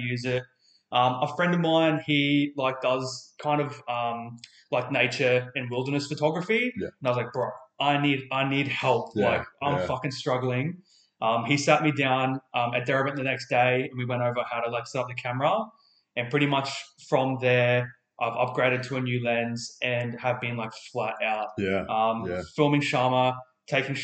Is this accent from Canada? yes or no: no; Far North Queensland, Australia; now in Adelaide, Australia; I'm from Far North Queensland